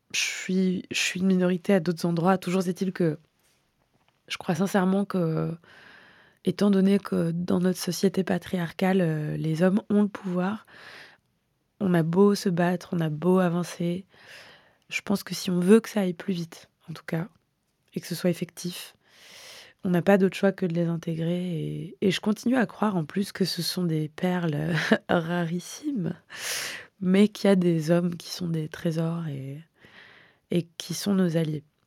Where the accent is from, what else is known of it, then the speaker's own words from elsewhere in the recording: Hyères, Provence-Alpes-Côte d'Azur, France; moved away; j'ai grandi euh, dans le Var dans les années 90